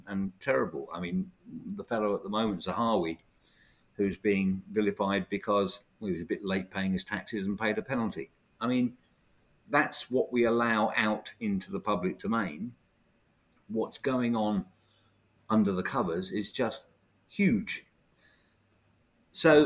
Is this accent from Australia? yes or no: no; United Kingdom; also born or lived in Bexhill / Forest Row; being brought up as a child. You know, we're British